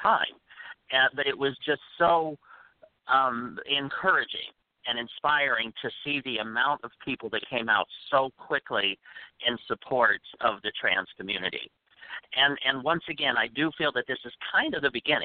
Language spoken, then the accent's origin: English; Midwest, United States; now in New York, United States; I grew up in the Midwest in the 60s and the 70s.